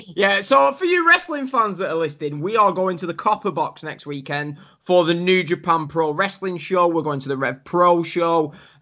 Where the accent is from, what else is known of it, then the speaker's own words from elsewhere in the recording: Preston, North West England, United Kingdom; So I've just buried my hometown.